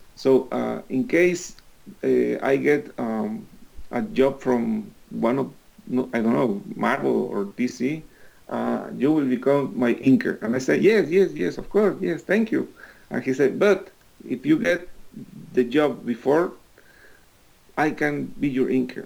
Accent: Veracruz, Mexico; English is a second language; moved away; also born or lived in Mexico City; I used to live in Veracruz, which is uh, my hometown.

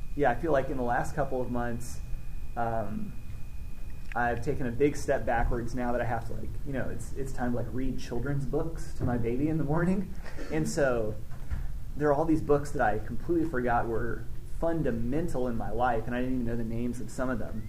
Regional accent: Arkansas, United States; I grew up in Arkansas, more or less

